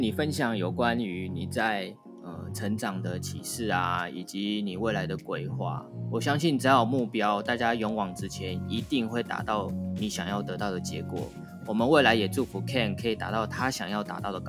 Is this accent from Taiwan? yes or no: yes; Taiwan; 地球基本上有很多的人居住在同一个环境下，不止不只有不只有我们台湾人而已，还有其他各国各式各样的人以及不同的文化。